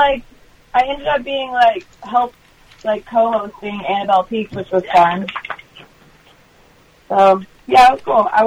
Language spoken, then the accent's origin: English; Texas, United States; I'm from Texas, so I'm used to it